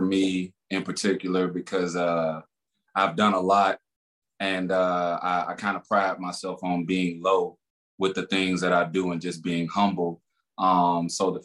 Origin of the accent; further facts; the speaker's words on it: Laurel, Mississippi, United States; moved away; born and raised 18 years, Laurel, Mississippi, L-Town, between the bricks